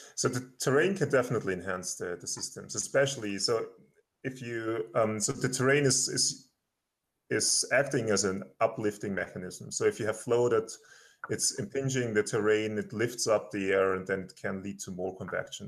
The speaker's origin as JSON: {"language": "English", "country": "Austria", "moved": "as an adult", "lives_now": "Colorado, United States", "said": "I'm originally from Austria. I did my PhD there and my master's"}